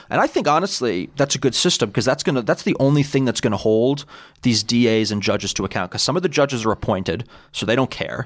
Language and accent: English; New York City, New York, United States; I'm originally from Bayside in Queens.